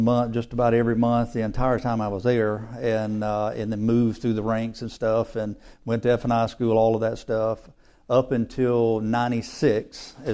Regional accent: Mississippi, United States; Born and raised in Mississippi

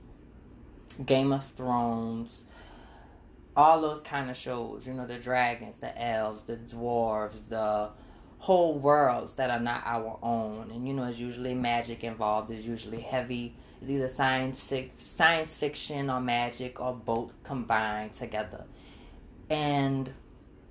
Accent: New Orleans, Louisiana, United States; I'm from New Orleans, Louisiana, specifically the Seventh Ward. And I take a lot of pride in who I am and where I come from

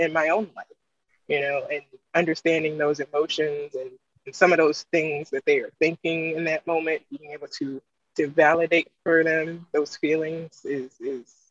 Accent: East Coast, United States; also born or lived in Maryland; I was in the Midwest and I'm from the East Coast.

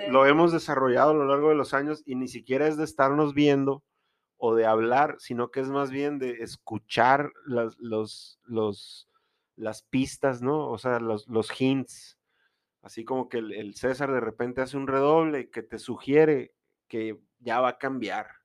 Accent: Guaymas, Sonora, Mexico; yo soy de Guaymas.

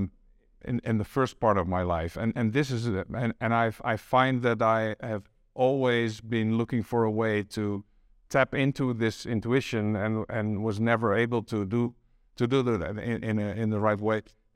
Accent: Amsterdam, North Holland, Netherlands; I grew up near the Stedelijk Museum in Amsterdam. That was just around the corner. My dad took me there from when I was 3 or 4 years old.

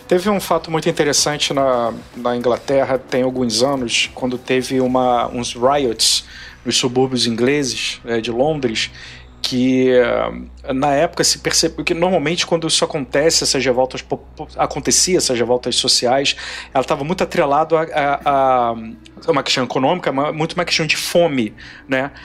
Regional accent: Brazil; somos do Brasil

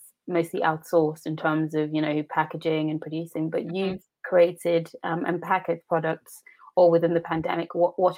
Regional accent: Nigeria; being also Nigerian

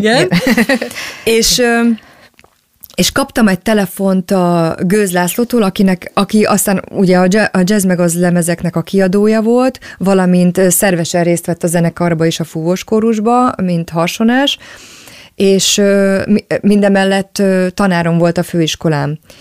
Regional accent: Budapest, Hungary; én maradtam valahogy azon a környéken Budapesten, attól a lakástól, ahol felnőttem

